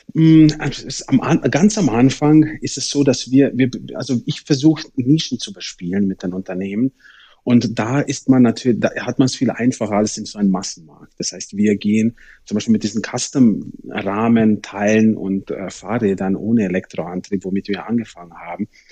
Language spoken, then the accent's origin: German; Germany; bei uns in Deutschland